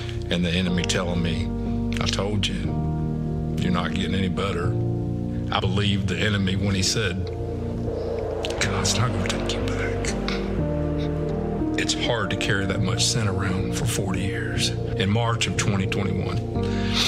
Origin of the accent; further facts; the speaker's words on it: South Georgia, United States; moved away as an adult; also born or lived in Germany; I was raised in South Georgia, primarily by my grandparents.